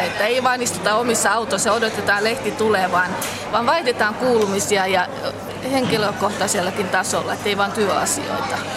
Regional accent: Loviisa, Uusimaa, Finland; moved away as an adult; also born or lived in Vantaa; now in Loviisa, Finland; Olen kotoisin äh, Pernajasta, nykyisin Lovisa, mutta olen asunut Vantaalla 20 vuotta

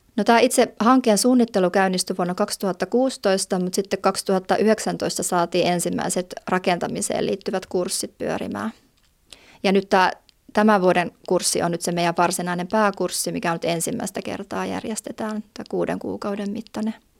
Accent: Jyväskylä, Central Finland, Finland; moved away as an adult; now in Valtimo, Finland; ihan alun alkaen on Jyväskylästä, ja, mutta muutin heti lukion jälkeen sieltä pois

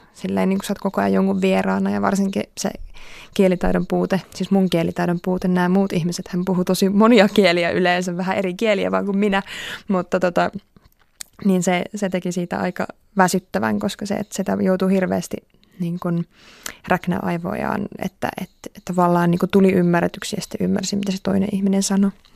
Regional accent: Finland; mä oon Suomesta

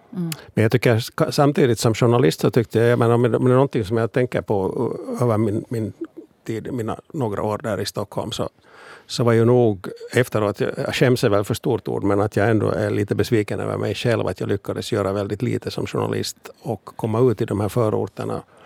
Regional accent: Finland; vi finlandssvenskar

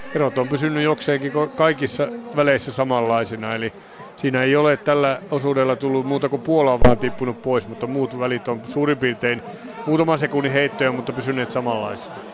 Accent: Finland; meille tärkeää suomalaisille

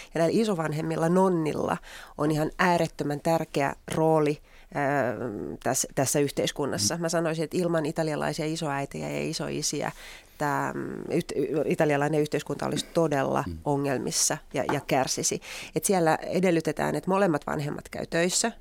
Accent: Finland; also born or lived in Tartu, Estonia

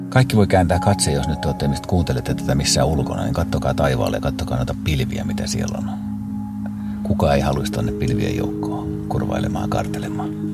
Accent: Pori, Satakunta, Finland; Mä olen syntynyt Porissa Jaakontiellä osoitteessa ja Jaakontien osoite on Porin kiitotien jatkeella.

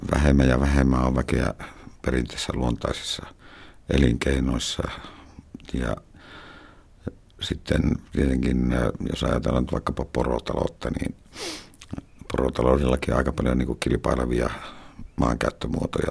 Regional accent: Karigasniemi, Lapland, Finland; Mä oon viettänyt lapsuuteni tuolla Karikasniemessä, Utsion Karikasniemessä.

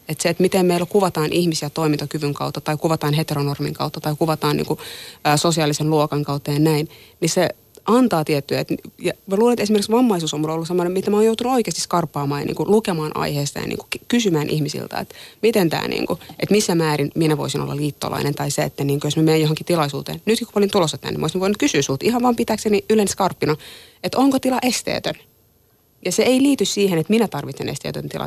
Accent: Tampere, Pirkanmaa, Finland; Mä oon kasvanut Tampereella ja mä oon käynyt suomalaisen peruskoulun.

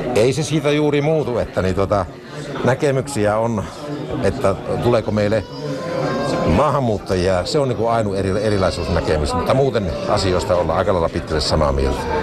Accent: Kainuu, Finland; miten paljon meitä kainulaisia on täällä

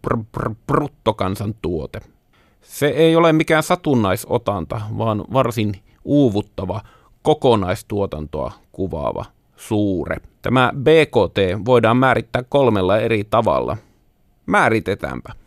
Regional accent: Finland; minä olen kotoisin savupiippukaupungista

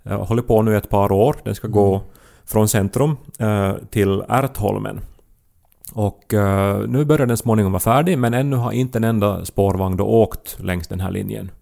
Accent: Esse, Ostrobothnia, Finland; moved away; hemma i Essie

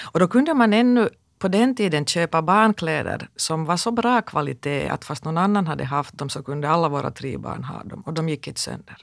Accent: Kokkola, Central Ostrobothnia, Finland; jag växte upp i Karleby

